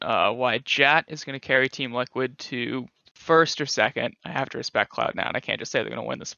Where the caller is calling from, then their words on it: Moraga, California, United States; I'm calling from Moraga, California.